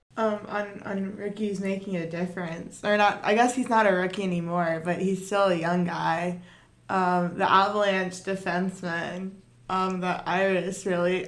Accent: Georgia, United States; I'm from Georgia, where hockey goes

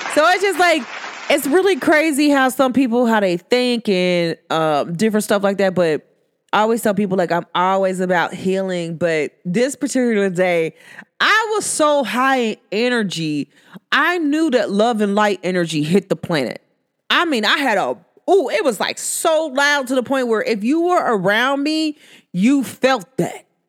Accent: United States; accent: country; I, myself, I'm from America, but I don't speak your proper English

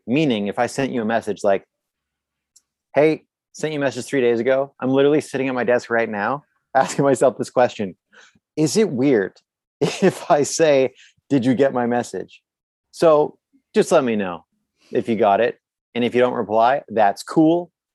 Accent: Canada; I'm from Canada.

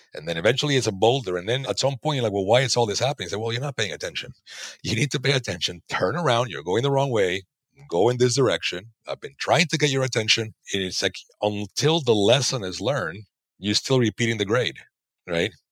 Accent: Panama; moved away; I'm from Panama originally.

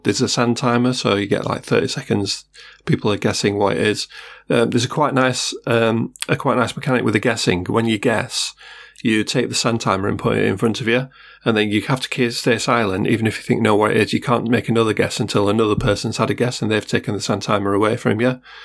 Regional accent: Sheffield, Yorkshire and the Humber, United Kingdom; I am from Sheffield after all. I'm a Yorkshireman

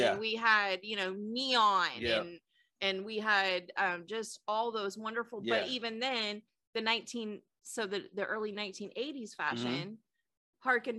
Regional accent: California, United States; I grew up in California.

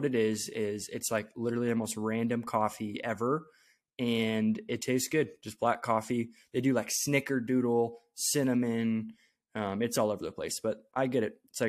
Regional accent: Iowa, United States; now in Omaha, United States; I came from Iowa, so zero difference whatsoever.

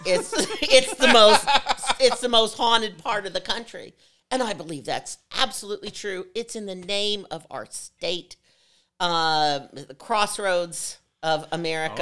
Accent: Evansville, Indiana, United States; born or raised there; moved away; also born or lived in Schererville, Indiana

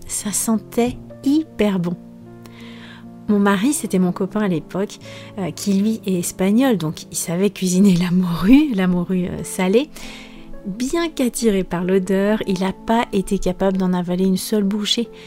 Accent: France; moved away as an adult; also born or lived in Cáceres, Spain / Portugal; Je viens des pays de la Loire et de la Bretagne

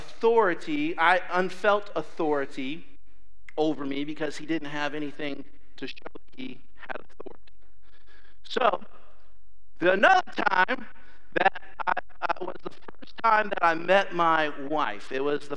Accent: Ohio, United States; moved away; I'm from Ohio

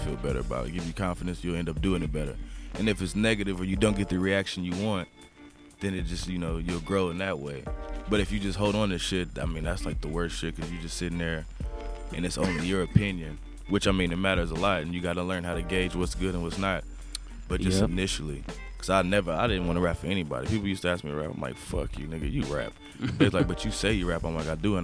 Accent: Kansas, United States; also born or lived in Inglewood, California; I was born in Inglewood, actually. And then I stayed out there for a few months, maybe even up to a year. And I moved back to Kansas with my mom and my dad.

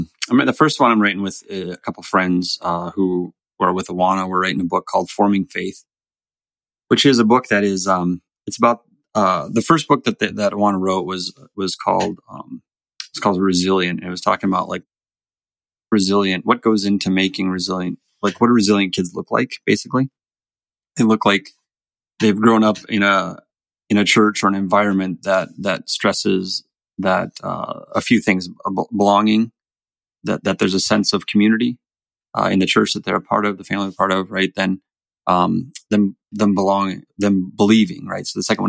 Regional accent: North Dakota, United States; also born or lived in Florida; I didn't grow up in New York. I grew up all over. I moved a lot growing up. So

